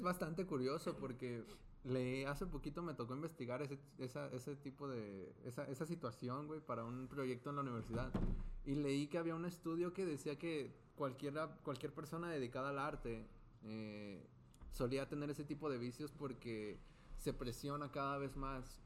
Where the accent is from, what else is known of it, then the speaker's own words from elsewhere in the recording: Zapopan, Jalisco, Mexico; moved away; Soy de Guadalajara